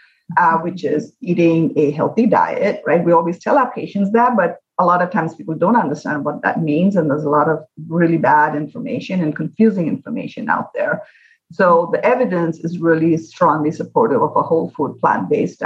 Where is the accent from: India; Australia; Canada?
India; now in Hawaii, United States; When I was growing up in India